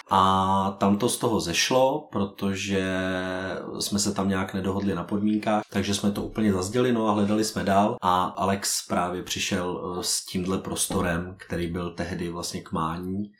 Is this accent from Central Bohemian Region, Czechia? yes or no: no; Prague, Czechia; ptal se, odkud jsme. A my jsme říkali, že jsme z Prahy